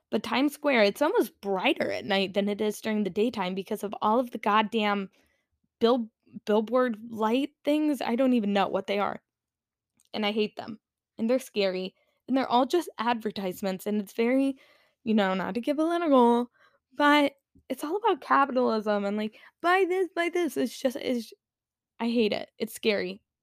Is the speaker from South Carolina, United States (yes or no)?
yes; South Carolina, United States; I grew up in South Carolina, which is in the Bible Belt